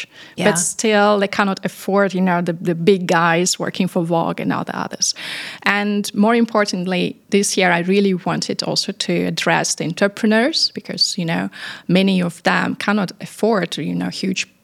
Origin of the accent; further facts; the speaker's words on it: Paris, Île-de-France, France; moved away as an adult; now in Dubai, United Arab Emirates; I come from Paris, and I'm coming from very multinational family, actually. So we speak eight languages